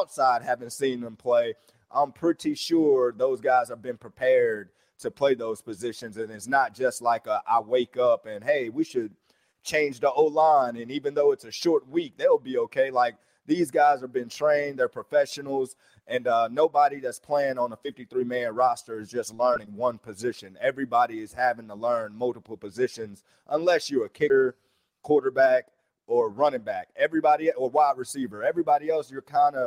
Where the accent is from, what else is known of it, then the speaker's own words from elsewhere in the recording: Alabama, United States; I'm from Alabama